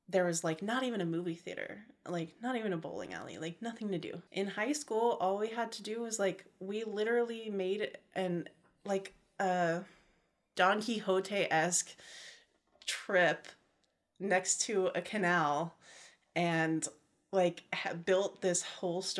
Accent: Modesto, California, United States; Um, Modesto, California. I hate admitting that.

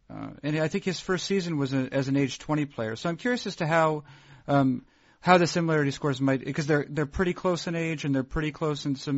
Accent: New England, United States; accent: American Northeast; I am from New England, but I do not. Maybe some things, you know, around certain people, but no, it's generally it's an American accent, maybe American Northeast generally

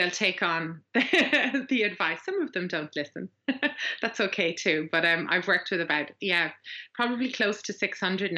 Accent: Ireland; accent: Irish; now in West of Ireland, Ireland; I'm Irish

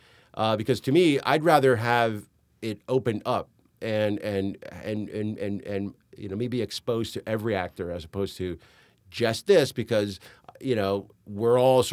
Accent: New York, United States; born there; I know I'm an American. I was born in New York. I know how to make an American movie.

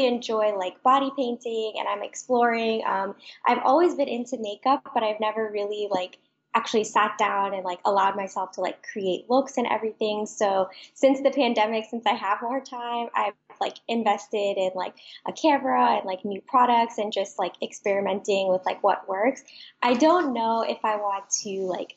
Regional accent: Florida, United States; I am from Florida in the United States. I live in Orlando

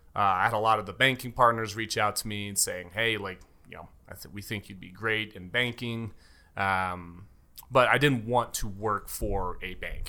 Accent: Castle Rock, Colorado, United States; also born or lived in Aurora, Colorado / Denver, Colorado; born and raised in Colorado. Was born in, uh, Aurora, uh, A-Town, as I like to call it

